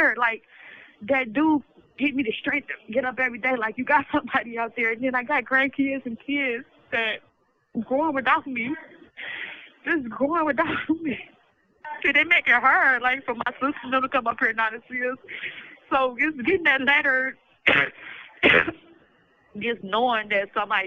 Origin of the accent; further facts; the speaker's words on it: the South, United States; I'm from the South